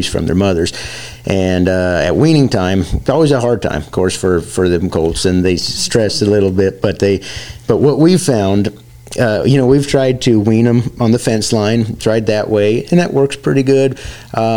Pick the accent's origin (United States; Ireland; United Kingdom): United States; the West; moved away; I'm from the West